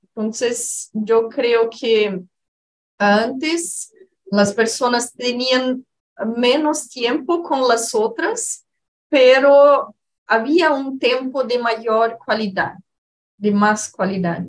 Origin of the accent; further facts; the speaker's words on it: Curitiba, Paraná, Brazil; Spanish is a second language; now in São Paulo, Brazil; vivo em São Paulo, pero sou de Curitiba